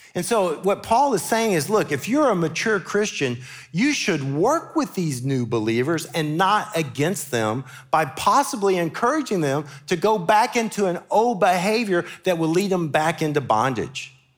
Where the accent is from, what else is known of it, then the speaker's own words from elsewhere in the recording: Memphis, Tennessee, United States; now in Murfreesboro, United States; growing up in Memphis as a Baptist